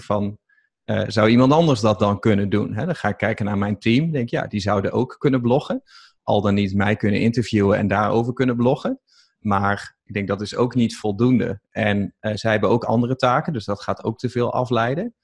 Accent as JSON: {"language": "Dutch", "region": "East Groningen", "country": "Netherlands", "said": "ik kom uit Oost-Groningen"}